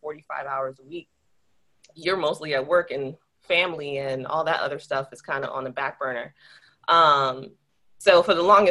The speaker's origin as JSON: {"language": "English", "town": "Miami", "region": "Florida", "country": "United States", "moved": "as an adult", "lives_now": "St. Augustine, United States", "said": "I'm from South Florida. I'm from Miami"}